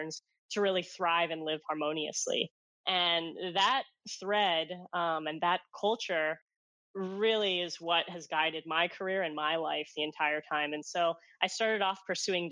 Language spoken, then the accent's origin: English; Hong Kong; moved away; my genesis of growing up in Hong Kong